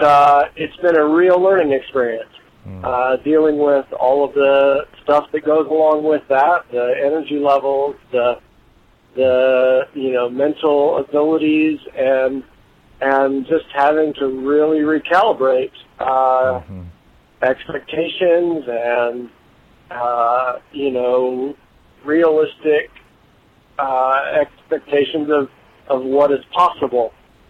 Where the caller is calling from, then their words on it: Illinois, United States; Hey, Tony and Lisa … And I am calling from Illinois, but I started listening to your podcast in Germany